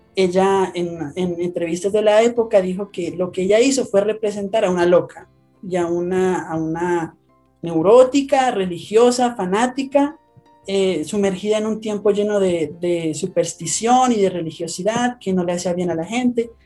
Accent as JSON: {"language": "Spanish", "country": "Colombia", "lives_now": "Bogotá, Colombia", "said": "soy de Colombia, les, hablo desde Bogotá, Colombia"}